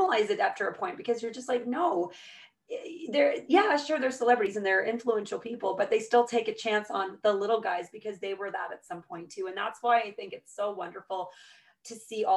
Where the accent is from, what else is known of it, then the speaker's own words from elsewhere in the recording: Petawawa, Ontario, Canada; I've been born and raised in the Ottawa Valley and proud of it. I've lived in Petawawa all my life